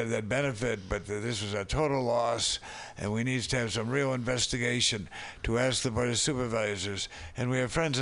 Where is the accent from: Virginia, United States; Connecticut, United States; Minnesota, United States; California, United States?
Minnesota, United States; Minneapolis; now in San Francisco, United States; when I came through my hometown